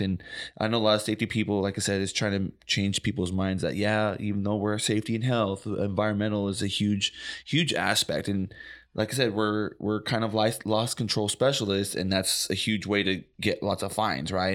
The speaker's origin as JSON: {"language": "English", "town": "Oxnard", "region": "California", "country": "United States", "tie": "born or raised there", "said": "I grew up in Oxnard"}